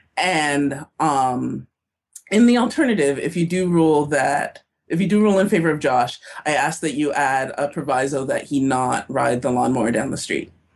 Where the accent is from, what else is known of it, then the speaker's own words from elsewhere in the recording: Toronto, Ontario, Canada; now in Minnesota, United States; I am from Toronto